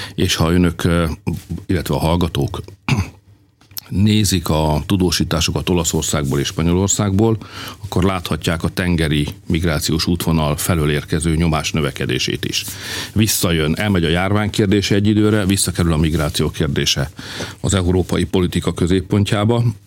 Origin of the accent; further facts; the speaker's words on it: Hungary; magyarok vagyunk